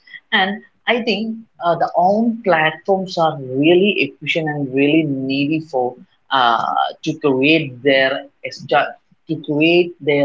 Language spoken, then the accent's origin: English; Kerala, India; I'm from Kerala, India